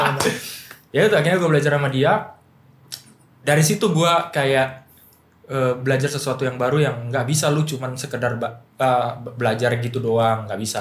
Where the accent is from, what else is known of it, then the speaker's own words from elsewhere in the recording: Medan, North Sumatra, Indonesia; now in Jakarta, Indonesia; Gua masuk ke sekolah musik kayak G B I kalau di Medan. Gua dari Medan